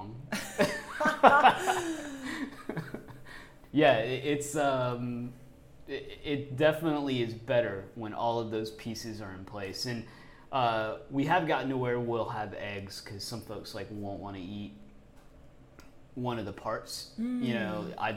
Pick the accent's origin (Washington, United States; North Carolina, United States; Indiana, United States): North Carolina, United States; Raleigh; I grew up in Raleigh